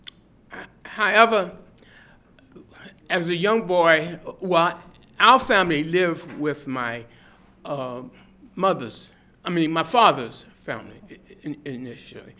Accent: Washington, District of Columbia, United States; now in Austin, United States; I was born in Washington, D.C., and in 1934

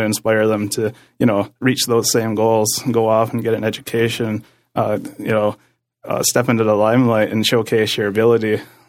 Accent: Six Nations, Ontario, Canada

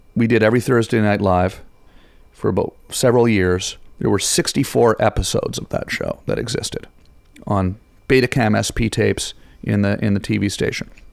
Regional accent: Ottawa, Ontario, Canada; moved away; I'm from Ottawa.

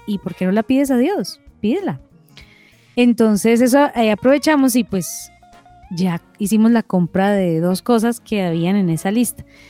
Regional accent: Cali, Valle del Cauca, Colombia; moved away; porque somos caleños

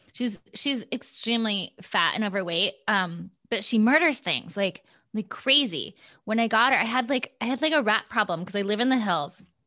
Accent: Gilbert, Iowa, United States; moved away as an adult; also born or lived in Storm Lake, Iowa; now in Los Angeles, United States; I grew up in Iowa

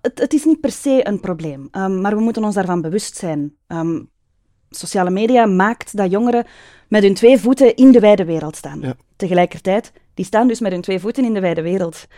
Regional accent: Mechelen, Flanders, Belgium; now in Hombeek, Belgium; Ik ben geboren en getogen Mechelesse, een echte manenblusser

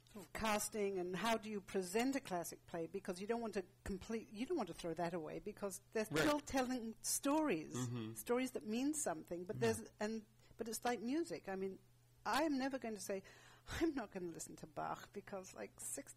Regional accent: England, United Kingdom; growing up in England, what a class system.

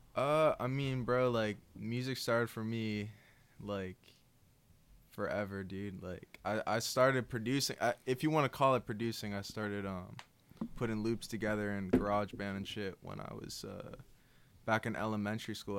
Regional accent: Newton, Massachusetts, United States; I'm from Newton

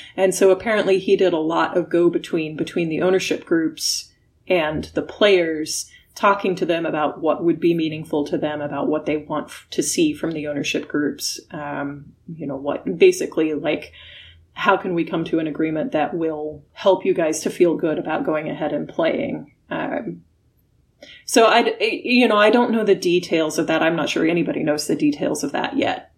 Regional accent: Illinois, United States; now in California, United States; my home state of illinois

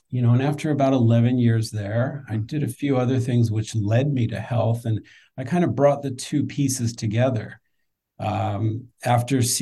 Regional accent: just outside of Philadelphia, Pennsylvania, United States; moved away as an adult; also born or lived in New York City; now in Washington, D.C., United States; I'm an East Coast guy. So I grew up just outside of Philadelphia. Um, lived in, I live in DC now. I spent half my time in New York. Um, I got to DC through school. I went to uh, George Washington University

